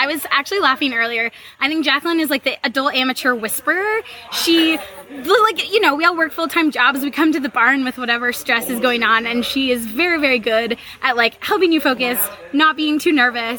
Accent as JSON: {"language": "English", "town": "Spokane", "region": "Washington", "country": "United States", "tie": "born or raised there", "moved": "yes", "lives_now": "Maryland, United States", "said": "I'm from Spokane, Washington, Eastern Washington."}